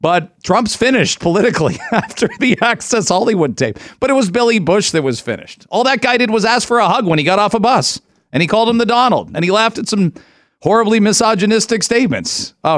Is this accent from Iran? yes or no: no; Ontario, Canada; growing up in Ontario my whole life